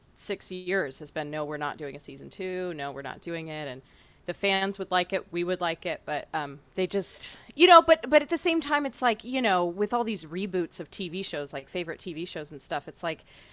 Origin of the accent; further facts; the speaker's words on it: Houston, Texas, United States; I'm from Houston